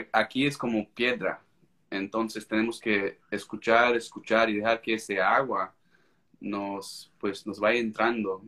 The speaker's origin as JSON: {"language": "Spanish", "country": "United States", "first_language": "English", "second_language": "Spanish", "said": "soy americano, pues creo que se me nota"}